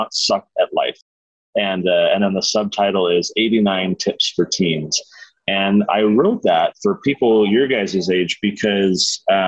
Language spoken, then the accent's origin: English; San Diego, California, United States; now in Utah, United States; I grew up in San Diego. We now live in Utah.